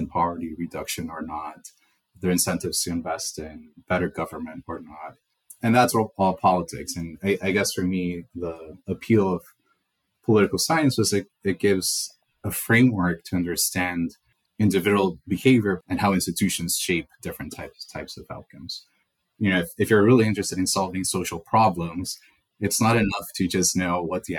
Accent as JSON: {"language": "English", "country": "El Salvador", "tie": "born or raised there", "also_born_or_lived": "Connecticut / New York", "moved": "yes", "said": "I was born and raised in El Salvador"}